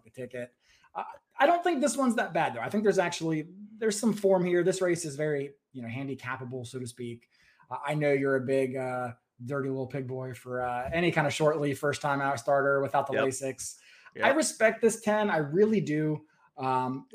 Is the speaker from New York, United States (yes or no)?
no; West Virginia, United States; I'm from West Virginia